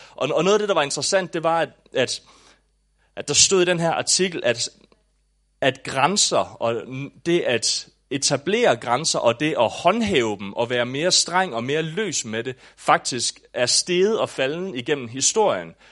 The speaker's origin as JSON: {"language": "Danish", "area": "Southern Jutland", "region": "Southern Denmark", "country": "Denmark", "tie": "born or raised there", "also_born_or_lived": "Aabenraa", "said": "da jeg voksede op i Sønderjylland"}